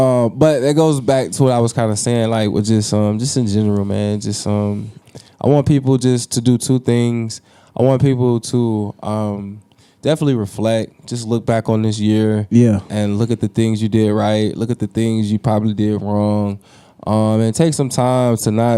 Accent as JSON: {"language": "English", "town": "DeKalb", "region": "Illinois", "country": "United States", "said": "I come from DeKalb just like you, so I know what that drive is like."}